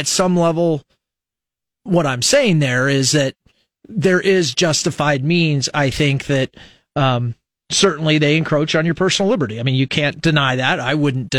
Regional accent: Nebraska, United States; born or raised there

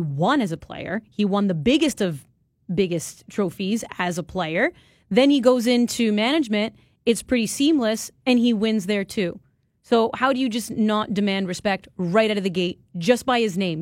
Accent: Vaughan, Ontario, Canada; it's my hometown. It is Vaughan, Ontario

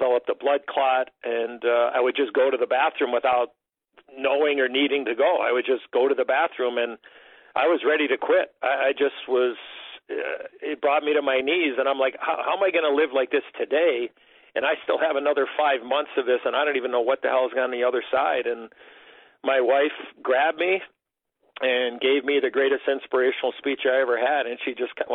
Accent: Chicago, Illinois, United States; growing up in Chicago

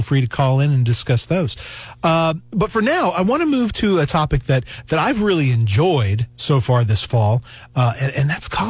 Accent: Knoxville, Tennessee, United States; now in Missouri, United States; I was raised in Tennessee by a family that had lived in Tennessee forever.

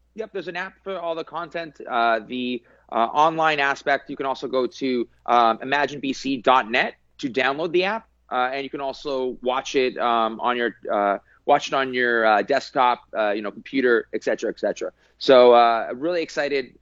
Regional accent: British Columbia, Canada; a Canadian and British Columbian

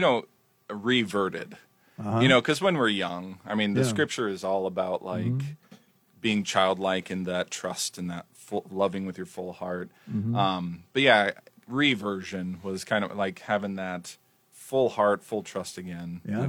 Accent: Morse Bluff, Nebraska, United States; I'm originally from outside of a small town, Morse Bluff, Nebraska. It's 130 people.

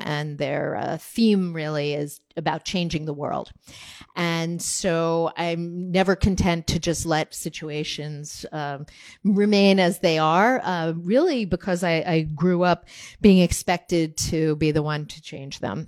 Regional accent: New Jersey, United States; I'm from New Jersey

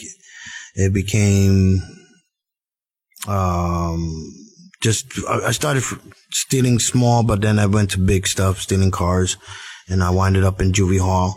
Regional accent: New Jersey, United States; now in Florida, United States; I was born and raised in Jersey

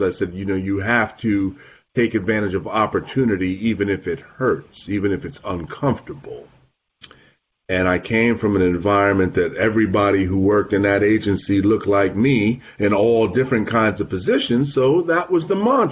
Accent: Montclair, New Jersey, United States; also born or lived in Massachusetts / New York City; I'm born and raised in New Jersey, born in Montclair, New Jersey.

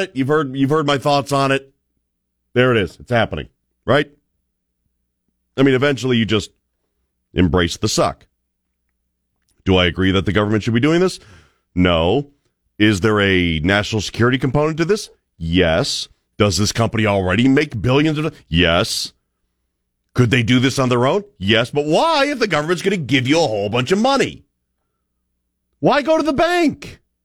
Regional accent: Cleveland, Ohio, United States; moved away as an adult; also born or lived in Birmingham, Alabama; now in Boise, United States; I grew up in Cleveland, Ohio

